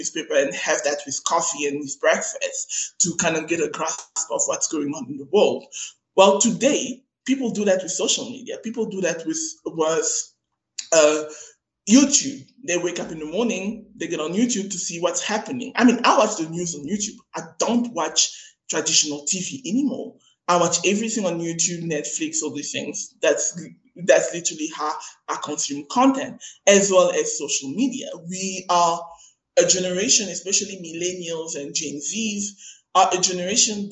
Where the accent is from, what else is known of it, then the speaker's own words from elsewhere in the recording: Cape Town, Western Cape, South Africa; I'm a girl from Maitland. And if you know Maitland in Cape Town, Maitland is the hood.